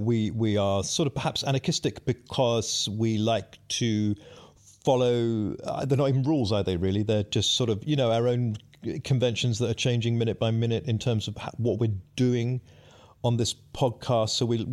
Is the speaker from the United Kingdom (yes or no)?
yes; South East England, United Kingdom; I know a little bit about anarchy. Believe me, I grew up in Kent.